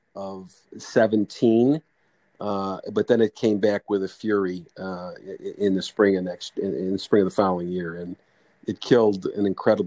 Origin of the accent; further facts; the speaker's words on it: Bellwood, Illinois, United States; I grew up in a small suburb about 12 miles west of Chicago called Bellwood.